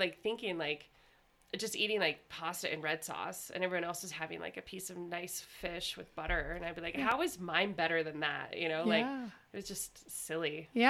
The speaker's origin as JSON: {"language": "English", "region": "Idaho", "country": "United States", "said": "So I'm from Southern Idaho. And when I graduated from Pocatello High, I went to Boise State for 1 year."}